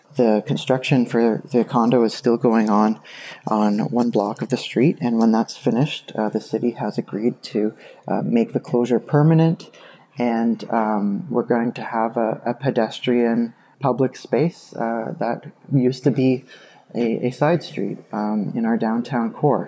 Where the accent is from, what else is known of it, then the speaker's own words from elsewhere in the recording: Kitchener, Ontario, Canada; I'm calling from Kitchener, Ontario. And, uh, I have a story about a project I've been involved in in my hometown